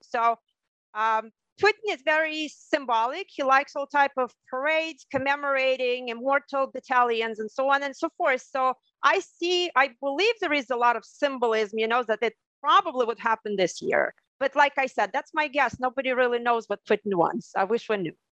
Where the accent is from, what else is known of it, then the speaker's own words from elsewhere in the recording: Ukraine; moved away as an adult; also born or lived in Krasny Liman, Ukraine / Odesa, Ukraine / Germany; now in Hawaii, United States; So uh, in the northern Ukraine, I spent the first 10 years of my life, I believe. I started my elementary school there. And then I moved uh, to the southern Ukraine, to Odessa, and I lived there for the next 20 years